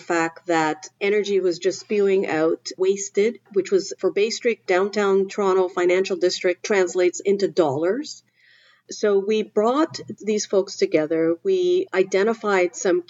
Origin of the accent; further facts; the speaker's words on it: Trinidad & Tobago; now in Canada; I grew up in the Caribbean in Trinidad